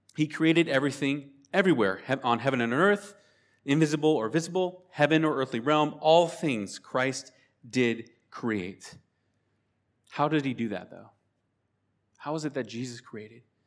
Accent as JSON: {"language": "English", "town": "Spokane", "region": "Washington", "country": "United States", "said": "We are from Spokane, Washington State, the sa-, the same state where Seattle is. We live on the eastern side"}